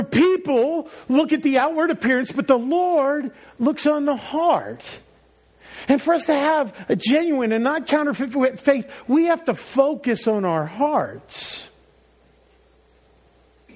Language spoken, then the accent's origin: English; Northeast, United States; moved away; also born or lived in New Orleans; I was a transplant from the Northeast. Maybe you picked that up in my language.